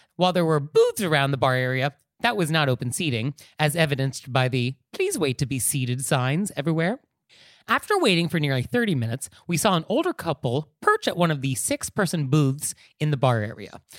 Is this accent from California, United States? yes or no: yes; California, United States; a Californian myself, hardwired to think about earthquakes